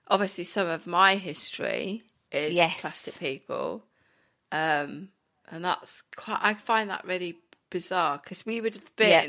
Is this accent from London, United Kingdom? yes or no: no; Pembroke Dock, Wales, United Kingdom; I'm from Wales, so a lot of my growing up years were, I remember, you know, I was part of this a sort of group of girls from Pembroke Dock called the Dock Girls